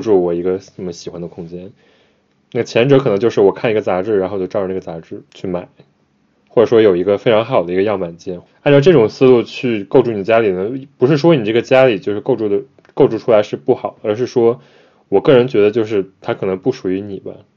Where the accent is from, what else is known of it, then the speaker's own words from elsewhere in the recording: China; now in Japan; 我们可能从小在中国长大